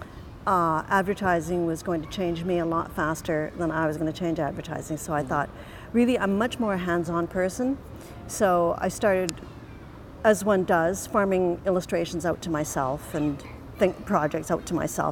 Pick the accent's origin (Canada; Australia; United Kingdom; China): Canada; I'm a Canadian citizen and I never thought of living anywhere but Canada